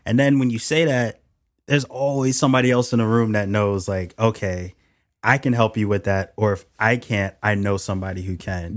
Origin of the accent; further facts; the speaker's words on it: Philadelphia, Pennsylvania, United States; moved away as an adult; also born or lived in Yeadon, Pennsylvania; now in Seattle, United States; I was born and raised in Philly.